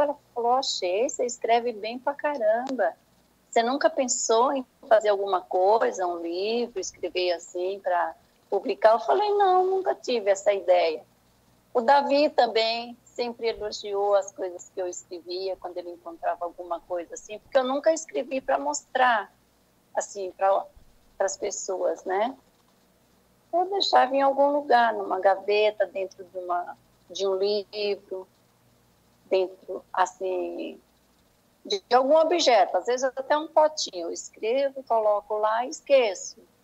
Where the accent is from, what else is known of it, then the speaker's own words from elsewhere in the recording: Senhor do Bonfim, Bahia, Brazil; foi na cidade de Senhor do Bonfim, onde eu fui criada